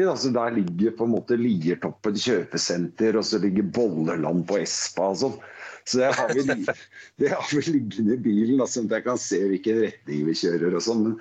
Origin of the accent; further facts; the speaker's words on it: Vinterbro, Akershus, Norway; Altså, jeg er jo fra Vinterbro, men jeg er jo Oslo-fyr.